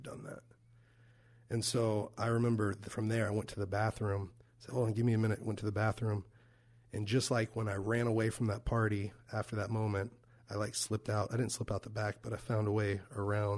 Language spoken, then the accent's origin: English; Fort Worth, Texas, United States; moved away; my hometown in Fort Worth, Texas